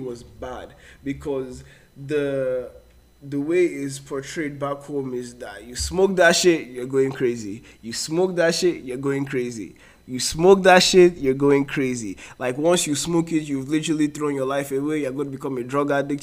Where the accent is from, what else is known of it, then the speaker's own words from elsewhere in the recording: Port Harcourt, Rivers State, Nigeria; moved away; most of my life and was in Port Harcourt.